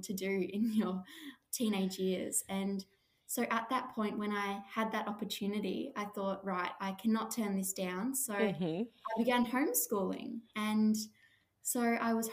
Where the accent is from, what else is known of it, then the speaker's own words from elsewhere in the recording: Australia; I started working at a beautiful koala and wildlife sanctuary just near my hometown, just a 10-minute drive away.